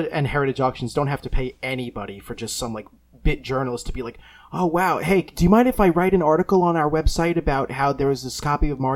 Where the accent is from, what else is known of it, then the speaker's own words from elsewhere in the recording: Bay Shore, New York, United States; where I grew up in Bayshore on Long Island